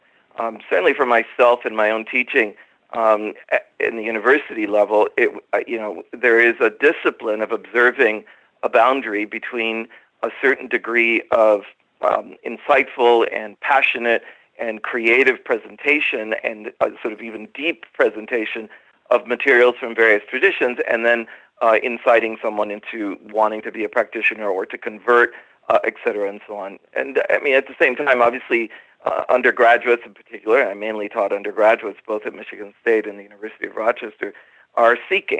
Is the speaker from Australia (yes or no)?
no; Venezuela; Actually, from the time I was a little kid, I grew up in Venezuela in South America. My dad worked for an oil company, and we lived in the middle of the Amazon jungle.